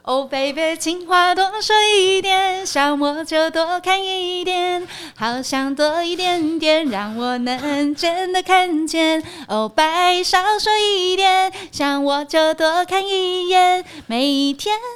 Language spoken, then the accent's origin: Chinese; Taipei, Taiwan; 我的亲戚在大同区